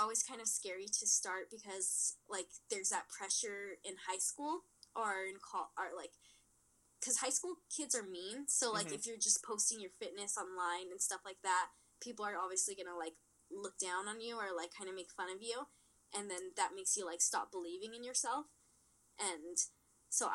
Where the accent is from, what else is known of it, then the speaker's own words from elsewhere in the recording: Mexico; in my hometown, I lived in Mexico, which is a tiny, tiny town